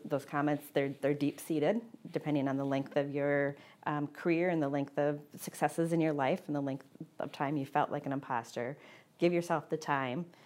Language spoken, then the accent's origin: English; Midwest, United States; growing up in the Midwest